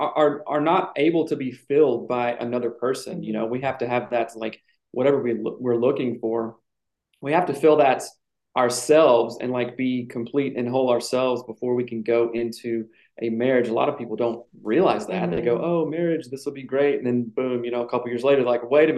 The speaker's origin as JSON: {"language": "English", "region": "South Carolina", "country": "United States", "tie": "born or raised there", "moved": "as an adult", "lives_now": "Seattle, United States", "said": "I was born and raised in South Carolina and I moved out to Seattle. Been here about 20 years, so I'm fairly well acclimated."}